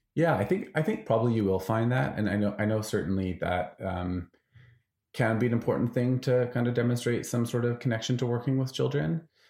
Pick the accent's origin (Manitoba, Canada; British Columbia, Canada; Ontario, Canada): British Columbia, Canada; Vancouver; moved away; I'm from Vancouver